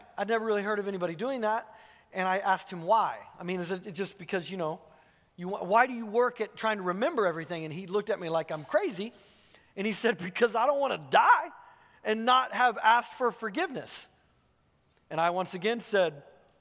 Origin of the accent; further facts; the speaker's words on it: Missouri, United States; moved away; I grew up in Missouri and was a youth pastor there for 8 years